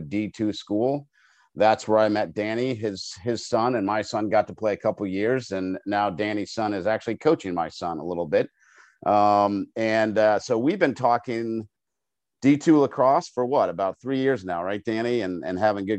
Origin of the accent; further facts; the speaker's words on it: Longmeadow, Massachusetts, United States; now in Northern Virginia, United States; growing up in my hometown of Longmeadow, Massachusetts.